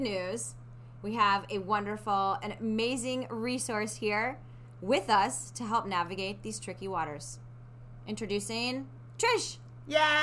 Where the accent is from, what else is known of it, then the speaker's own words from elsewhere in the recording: Midwest, United States; moved away; When I was growing up in the Midwest